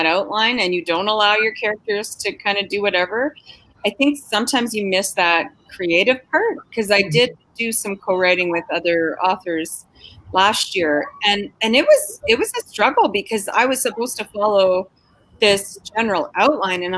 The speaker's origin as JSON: {"language": "English", "region": "Saskatchewan", "country": "Canada", "tie": "born or raised there", "also_born_or_lived": "Manitoba", "said": "growing up in Saskatchewan"}